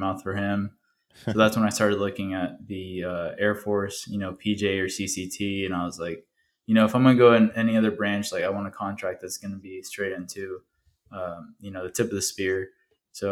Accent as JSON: {"language": "English", "town": "Walton", "region": "Indiana", "country": "United States", "tie": "born or raised there", "also_born_or_lived": "Michoacán, Mexico", "first_language": "Spanish", "second_language": "English", "said": "I was born and raised in Walton, Indiana"}